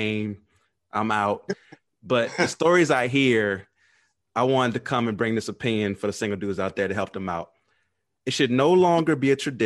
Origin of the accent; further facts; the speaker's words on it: New Orleans, Louisiana, United States; I'm from New Orleans